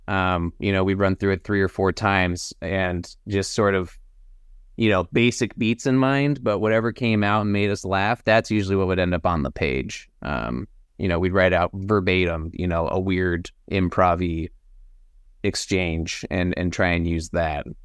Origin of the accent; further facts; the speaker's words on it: Austin, Texas, United States; now in Los Angeles, United States; we were both Texas boys. Uh, I grew up in Austin